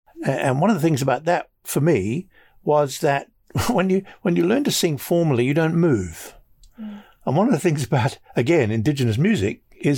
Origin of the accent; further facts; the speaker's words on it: Cornwall, South West England, United Kingdom; come from the west of England. Although I shouldn't say west of England. I'm west of England. I'm Cornish, born and bred.